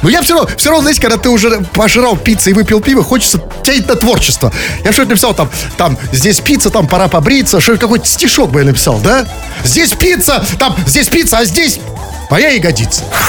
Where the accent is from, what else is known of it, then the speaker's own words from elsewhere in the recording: Russia; я россиянин